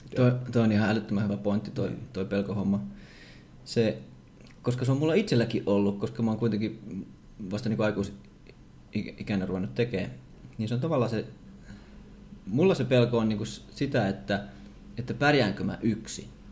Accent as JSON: {"language": "Finnish", "town": "Savonlinna", "region": "South Savo", "country": "Finland", "said": "mä oon itse Savonlinnasta"}